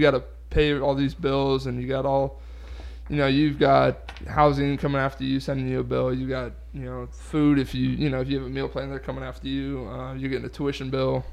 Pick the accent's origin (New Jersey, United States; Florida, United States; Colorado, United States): Florida, United States; Delray Beach; moved away; I'm from South Florida, so I grew up Dolphin fan, Heat fan